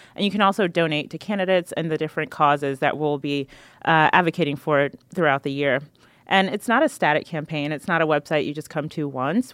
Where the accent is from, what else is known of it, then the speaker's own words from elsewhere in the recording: North Carolina, United States; I am from North Carolina